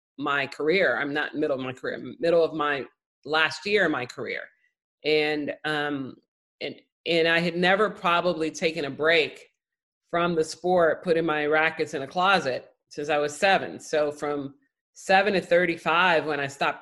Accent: Chicago, Illinois, United States; I grew up in Chicago

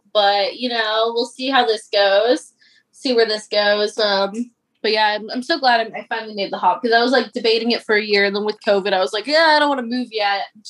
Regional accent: Las Vegas, Nevada, United States; moved away as an adult; now in Los Angeles, United States; I remember growing up in Vegas

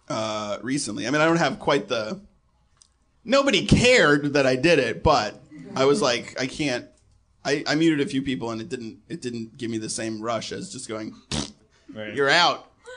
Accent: Boston, Massachusetts, United States; I was from Boston

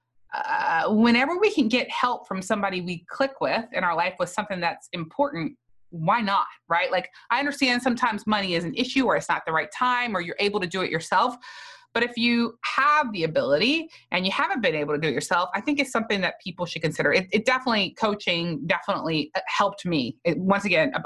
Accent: South Louisiana, United States; I was from South Louisiana where Catholic people mostly do not fast

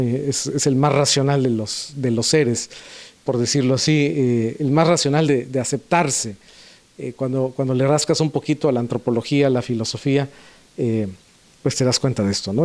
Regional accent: Puebla, Mexico; moved away; yo nací en Puebla

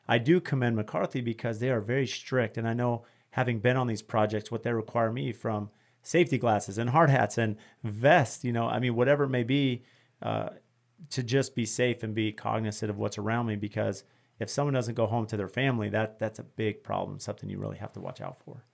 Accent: California, United States; I grew up working in California

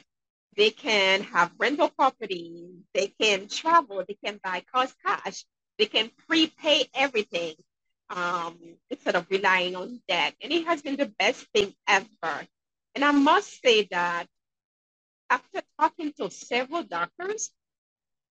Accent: Haiti; now in Manchester, New Hampshire, United States; I'm originally from Haiti. And growing up there

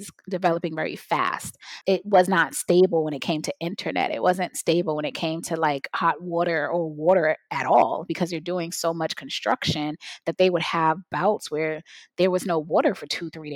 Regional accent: United States; I'm gladly say my ancestors are African, but I was born in America. If I say I'm American

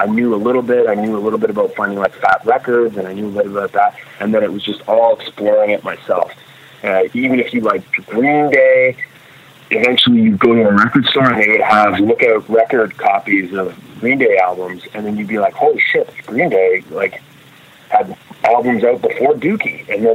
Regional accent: Grimsby, Ontario, Canada; But yeah, no, there weren't a group of punks when I grew up in Grimsby.

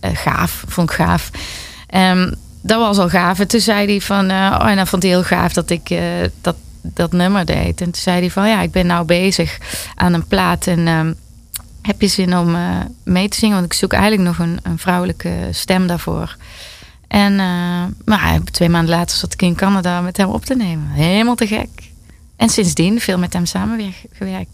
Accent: Netherlands; ik ben een Nederlander

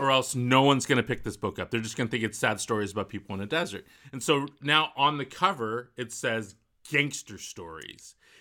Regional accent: Walnut Creek, California, United States; Where I grew up in Walnut Creek, there's a whole neighborhood of Eichler homes.

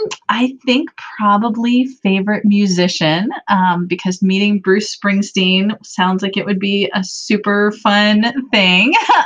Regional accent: Northern Ireland, United Kingdom; also born or lived in Minnesota; now in England; Actually, I'm originally from Northern Ireland, but I live in England now with my husband, and we've got three little kids.

